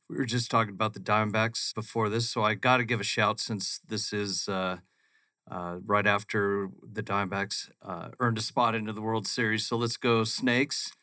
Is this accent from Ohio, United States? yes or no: no; Phoenix, Arizona, United States; growing up in Phoenix, we are on a grid system